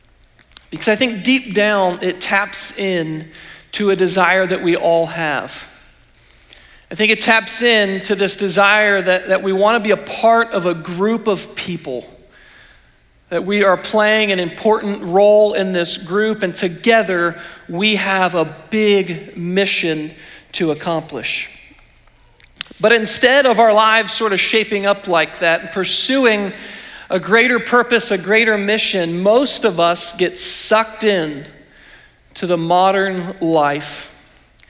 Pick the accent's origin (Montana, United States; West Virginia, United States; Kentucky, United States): West Virginia, United States; Weirton; I grew up in the Weirton area in the Northern Panhandle